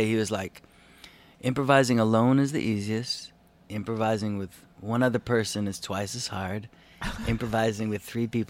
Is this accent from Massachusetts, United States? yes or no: no; Evanston, Illinois, United States; Yeah, I'm from Evanston.